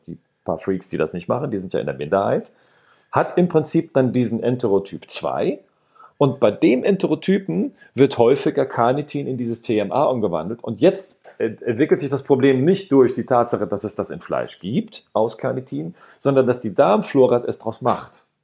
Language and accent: German; Rhineland, Germany; ich komme hier aus dem Rheinland, wir haben hier den Flughafen nicht weit weg